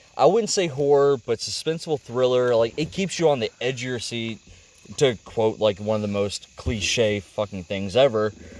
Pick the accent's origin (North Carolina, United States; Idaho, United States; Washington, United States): North Carolina, United States; I was raised in North Carolina